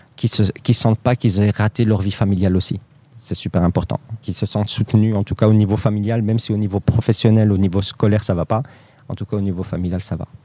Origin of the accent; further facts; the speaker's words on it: Molenbeek, Brussels-Capital Region, Belgium; Moi, je suis né en Belgique. Euh, j'ai grandi à Molenbeek, euh, j'ai jamais déménagé.